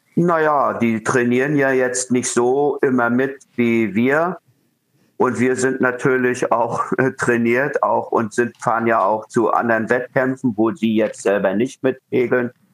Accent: Rostock, Mecklenburg-Vorpommern, Germany; in meinem Heimatort Rostock

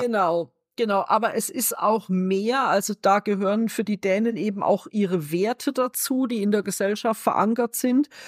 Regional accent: Germany; ich mich als Deutsche

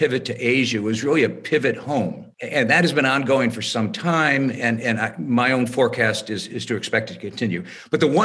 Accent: United States; as the American in the room

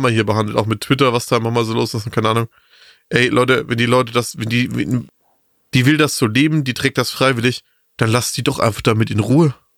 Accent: Bavaria, Germany; bei uns in Bayern

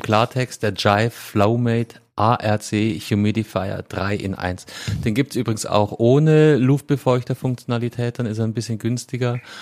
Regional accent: Bavaria, Germany; In meiner Heimat, ja, vom, vom, vom Bundesland her

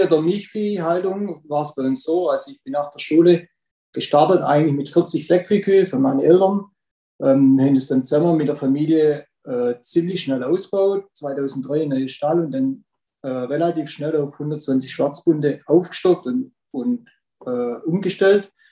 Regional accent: Rudersberg, Baden-Württemberg, Germany; Ja, also … äh, bin ich aus Rudersberg, Baden-Württemberg

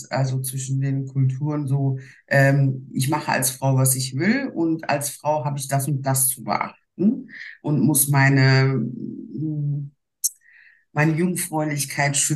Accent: Duisburg, North Rhine-Westphalia, Germany; eigentlich bin ich ein waschechtes Ruhrpottmädchen. Äh, ich bin in Duisburg geboren. Meine Eltern stammen ursprünglich aus der Türkei.

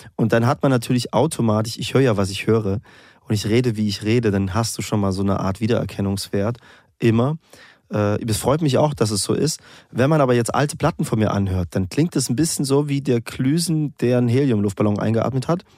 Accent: East Germany, Germany; weil ich bin so quasi im Osten aufgewachsen

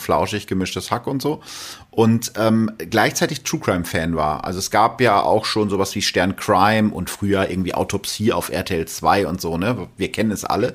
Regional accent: North Rhine-Westphalia, Germany; bei uns in Ostwestfalen

